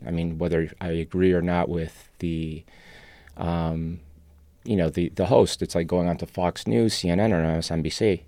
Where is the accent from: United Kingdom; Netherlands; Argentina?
Argentina; Buenos Aires; first language Spanish; English is a second language; also born or lived in Europe / Chicago; now in Los Angeles, United States; I'm actually from Argentina, was born there. Uh, Spanish is my first language